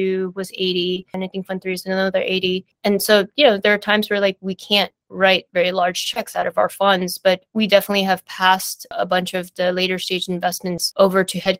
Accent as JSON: {"language": "English", "town": "San Francisco", "region": "California", "country": "United States", "tie": "born or raised there", "said": "My family had migrated from Taiwan to the US, but I was born and raised in San Francisco."}